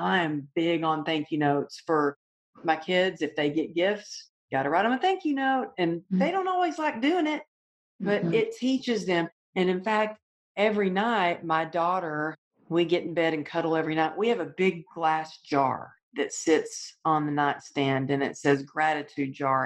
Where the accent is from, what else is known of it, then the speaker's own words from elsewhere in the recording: the South, United States; Growing up in the South, you know, you're taught manners, and we always wrote thank you notes for everything we got.